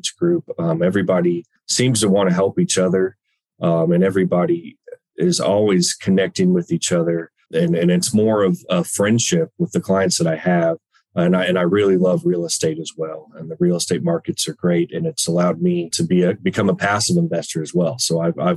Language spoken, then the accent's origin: English; Dallas-Fort Worth area, Texas, United States; I'm from the Dallas-Fort Worth area, born and raised